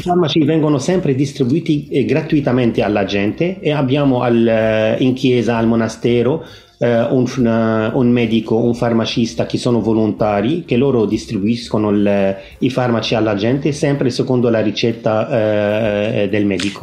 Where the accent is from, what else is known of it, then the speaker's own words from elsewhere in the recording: Lebanon; Italian is a second language; also born or lived in Italy; now in Byblos, Lebanon; Io sono di origine libanese.